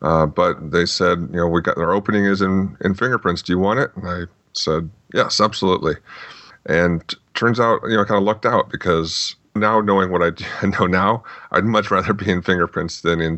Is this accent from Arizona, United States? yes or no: yes; Phoenix, Arizona, United States; Well, I grew up mostly in the Phoenix, Arizona area. Before that, my dad was in the Air Force, so we bounced around a little bit. But then finally settled down here.